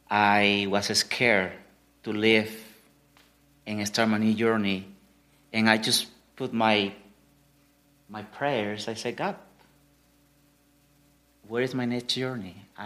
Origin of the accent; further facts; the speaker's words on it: Mexico; now in United States; I'm from Mexico, but this accent that I have is for 11 years being in South Florida. So if you think I'm Cuban, I know. When I go to Mexico, immigration stop me.